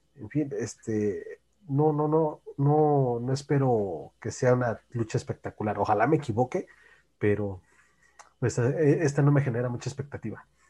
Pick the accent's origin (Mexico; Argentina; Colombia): Mexico; Como mexicano